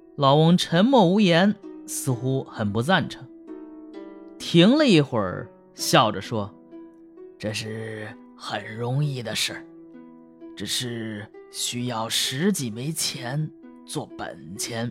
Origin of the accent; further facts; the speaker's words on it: Hebei, China; 我老家河北省，就要有那个灶王爷上天这个项目